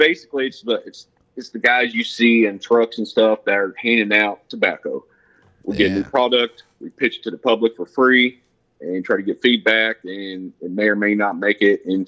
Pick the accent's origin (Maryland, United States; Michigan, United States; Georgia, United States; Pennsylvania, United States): Georgia, United States; Brunswick; also born or lived in southern Indiana / Las Vegas; now in Indiana, United States; From Georgia, Brunswick, Georgia, there on the East Coast, about 20 miles north of Jacksonville, Florida. Grew up there as a kid